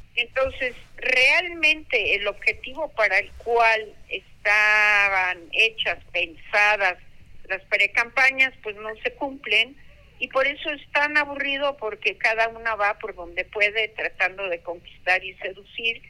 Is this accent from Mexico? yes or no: yes; Veracruz, Mexico; yo soy de Veracruz y soy bien mal hablada